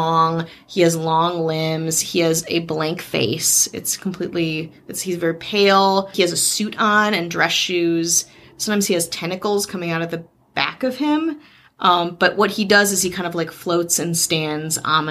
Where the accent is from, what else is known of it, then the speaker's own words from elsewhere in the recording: near Waukesha, Wisconsin, United States; very close to where I grew up in Waukesha, Wisconsin.